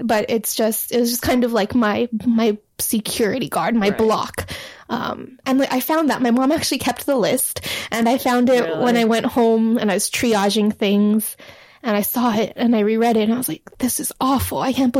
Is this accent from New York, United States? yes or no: no; Hawaii, United States; moved away as an adult; also born or lived in Hebei, China; now in Los Angeles, United States; I was raised in Hawaii, which is very heavily Asian. So white people are definitely the minority.